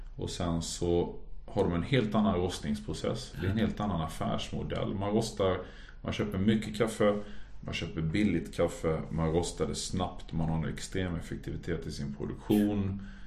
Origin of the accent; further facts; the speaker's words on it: Halmstad, Halland County, Sweden; moved away; also born or lived in Norway; för då hade jag jobbat på ett café hemma i Halmstad